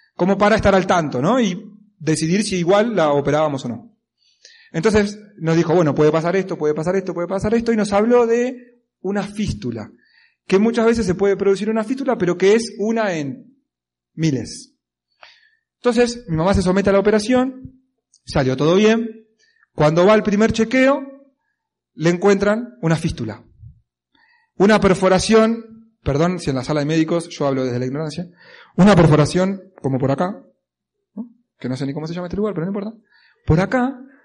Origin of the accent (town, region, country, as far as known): Argentina